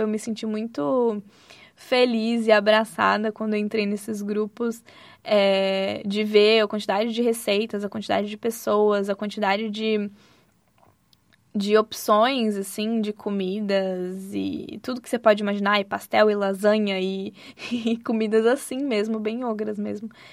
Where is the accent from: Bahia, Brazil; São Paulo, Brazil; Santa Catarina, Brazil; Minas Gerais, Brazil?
Santa Catarina, Brazil; moved away as an adult; also born or lived in Rio de Janeiro; E eu sou de Santa Catarina, então fui de Santa Catarina para o Rio de Janeiro